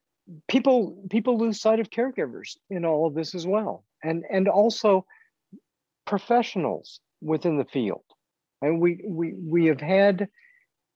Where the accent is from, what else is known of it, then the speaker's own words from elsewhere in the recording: Missouri, United States; also born or lived in England; except for time as an undergraduate in England, I have lived in Missouri for all my life